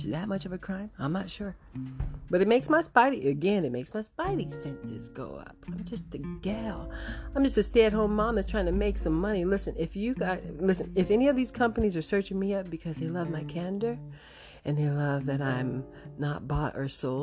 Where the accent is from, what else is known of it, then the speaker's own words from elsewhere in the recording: United States; being an American, growing up in American schools